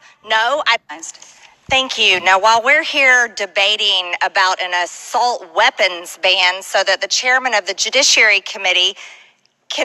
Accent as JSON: {"language": "English", "region": "Georgia", "country": "United States", "said": "Atlanta in my home state of Georgia"}